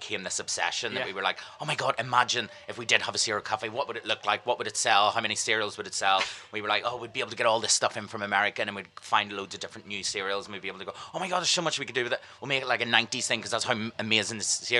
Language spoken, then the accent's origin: English; Ireland; now in London, United Kingdom; We're Irish